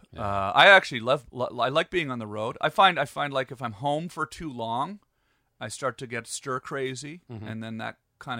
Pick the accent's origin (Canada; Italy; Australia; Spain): Canada; moved away as an adult; also born or lived in Pembroke, Ontario; now in Los Angeles, United States; As a Canadian